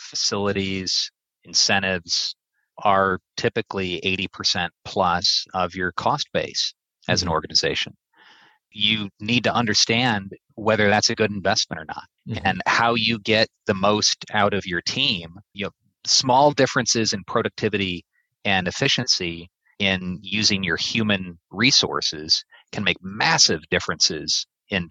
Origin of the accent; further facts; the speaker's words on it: East Peoria, Illinois, United States; growing up in East Peoria, Illinois, headquarters at the time of Caterpillar